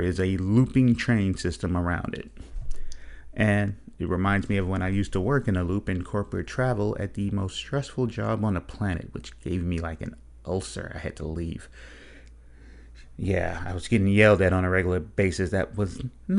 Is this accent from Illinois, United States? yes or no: yes; Chicago, Illinois, United States; I grew up on Cedric Street in Chicago